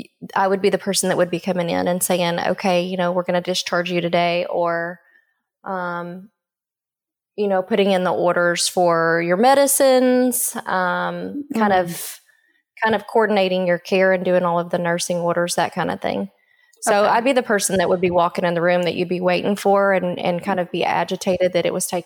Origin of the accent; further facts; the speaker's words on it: Calera, Oklahoma, United States; Calera, Oklahoma, which is outside of Durant, and I graduated from there. But when people ask, you know, where are you from, I always kind of hesitate because I'm not real sure. So just southeastern Oklahoma, anywhere in there is home, I guess you would say.